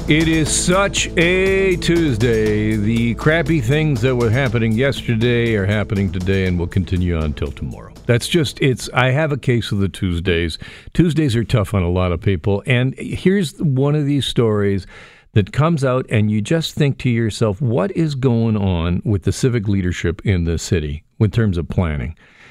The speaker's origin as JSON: {"language": "English", "town": "Burlington", "region": "Ontario", "country": "Canada", "tie": "born or raised there", "said": "I grew up in Burlington. I know what the transit's like in Burlington."}